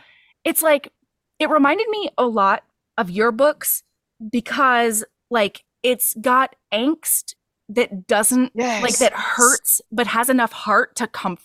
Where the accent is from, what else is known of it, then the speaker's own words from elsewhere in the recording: Hawaii, United States; since I grew up in Hawaii, every single vowel was pronounced in everything I learned to read, like street signs and stuff.